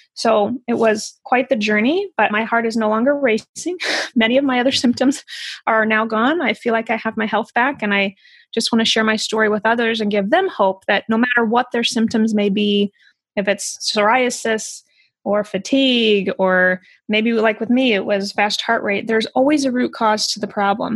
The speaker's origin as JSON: {"language": "English", "region": "Midwest", "country": "United States", "tie": "born or raised there", "said": "I grew up in the Midwest"}